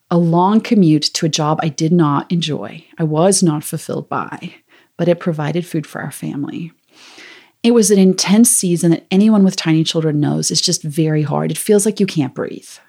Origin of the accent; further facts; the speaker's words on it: South Africa; I'm from South Africa originally, so I have this accent that comes and goes.